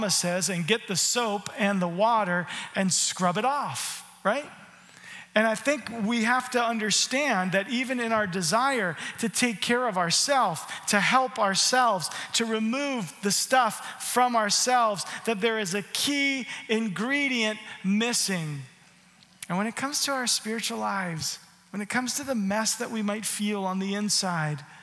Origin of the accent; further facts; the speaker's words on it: Canada; How can I not say sorry? I'm a Canadian. The first thing I say is sorry.